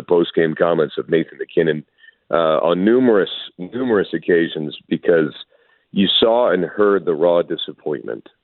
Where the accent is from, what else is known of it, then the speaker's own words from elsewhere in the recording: Breckenridge, Colorado, United States; I'm lucky enough to be a Colorado native, born and raised in Breckenridge, Colorado